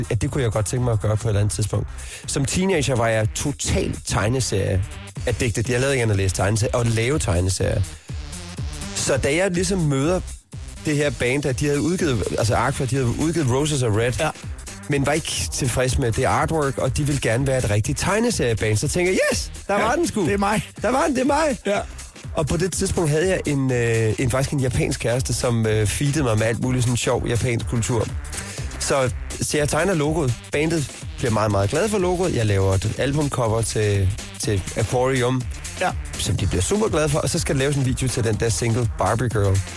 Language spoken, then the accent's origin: Danish; Southern Denmark, Denmark; Jeg kommer fra Fyn